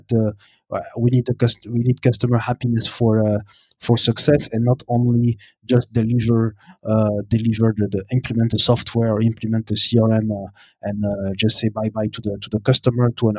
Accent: Brussels, Brussels-Capital Region, Belgium; moved away as an adult; also born or lived in Burundi; now in Montreal, Canada; I am born and raised in Belgium, in Brussels, and also my roots are from Burundi.

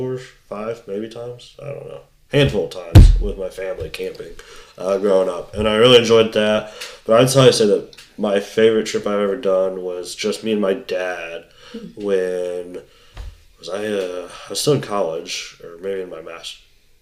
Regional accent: Indiana, United States; moved away as an adult; now in near Cleveland, United States; So we live in Indiana, or I grew up in Indiana. My parents live in Indiana

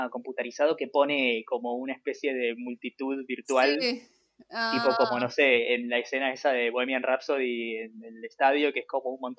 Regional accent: Argentina; los argentinos somos hincha de, de, Boca

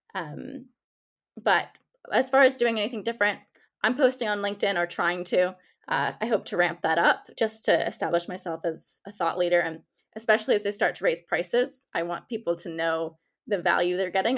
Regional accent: United States; accent: American; I'm American by, if you can tell by my accent

